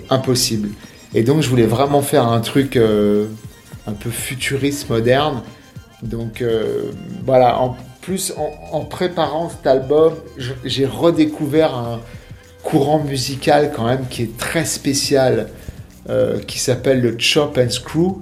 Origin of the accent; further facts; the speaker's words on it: Paris, Île-de-France, France; now in Miami, United States; je suis parisien